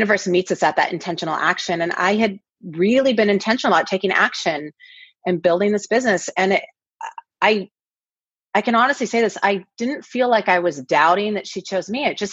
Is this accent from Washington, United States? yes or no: yes; Kirkland, Washington, United States; moved away as an adult; also born or lived in Seattle, Washington; now in Los Angeles, United States; I grew up in a town called Kirkland, Washington